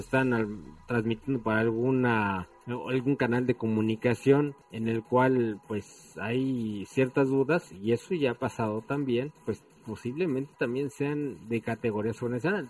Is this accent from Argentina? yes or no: no; Mexico